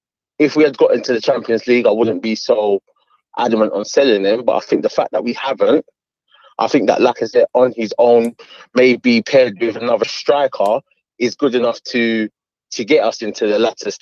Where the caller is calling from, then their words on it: London, United Kingdom; I'm calling from Hackney.